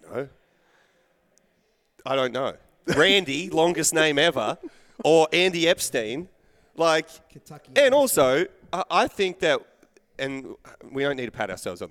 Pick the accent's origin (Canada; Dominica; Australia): Australia; being Australian.